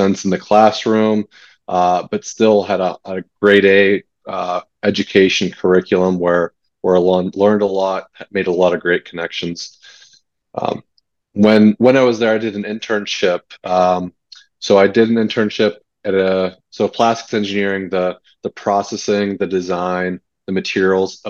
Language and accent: English; New Castle, Pennsylvania, United States; I grew up in Newcastle, Pennsylvania, a small town between Pittsburgh and Erie